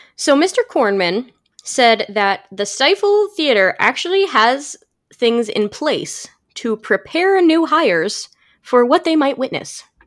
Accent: St. Louis, Missouri, United States; born or raised there

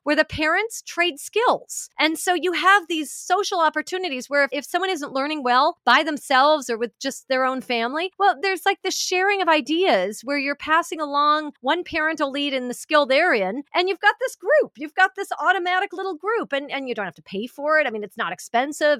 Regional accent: Vancouver, British Columbia, Canada; moved away as an adult; also born or lived in Los Angeles; we've ended up back here in Vancouver, my hometown

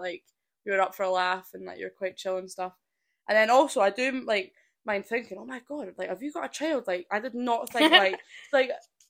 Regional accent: Perth, Scotland, United Kingdom; And I'm just from a wee family farm in Perth, Scotland.

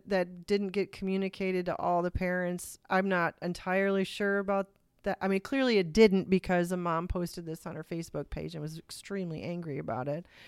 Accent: Toledo, Ohio, United States; we're from Toledo

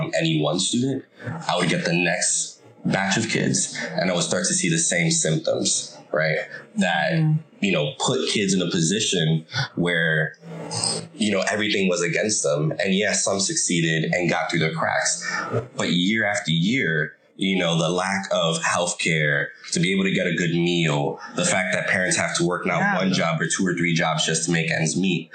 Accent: New York City, New York, United States; first language English; moved away as an adult; now in Miami, United States; I grew up in the Bronx, moved here to teach.

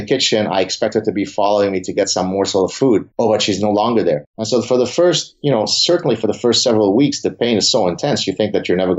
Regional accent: Lebanon; now in Canada; I grew up in Lebanon.

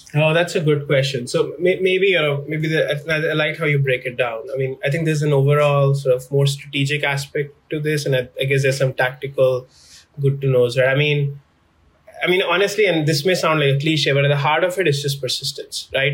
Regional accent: New Delhi, Delhi, India; moved away as an adult; now in Chicago, United States; I was born and raised in New Delhi, in India.

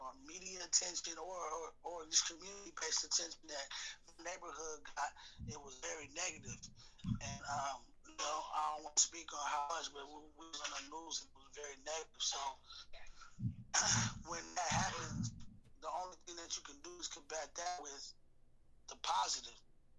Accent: Chicago, Illinois, United States; born there; now in Seattle, United States; Like, I was born in Chicago. When I got up here in the early 90s, 93, bro, it was the Black Hub.

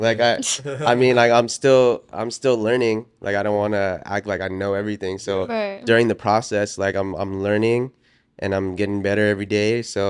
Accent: Oxnard, California, United States; Cause growing up in Oxnard, that I was like the Asian kid that hung out with all the Mexicans, yeah.

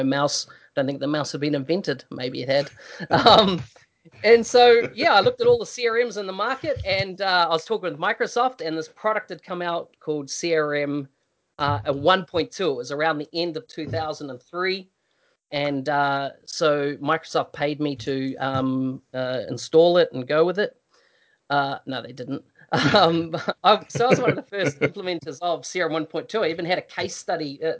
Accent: New Zealand; moved away; I come from New Zealand originally

